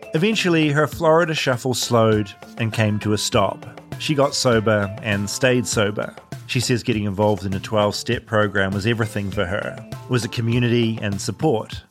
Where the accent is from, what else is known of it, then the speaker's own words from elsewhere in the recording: New Zealand; moved away; my New Zealand roots